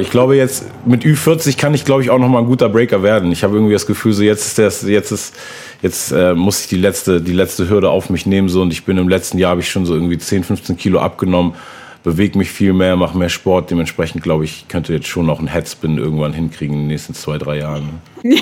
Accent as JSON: {"language": "German", "region": "Hamburg", "country": "Germany", "tie": "born or raised there", "also_born_or_lived": "Berlin", "said": "bin eigentlich gebürtiger Hamburger und komme daher"}